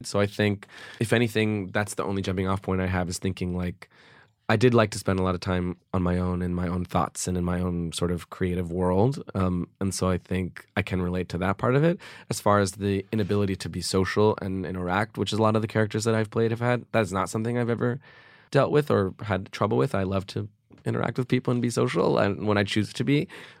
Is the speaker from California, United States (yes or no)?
yes; California, United States; Right near UCLA.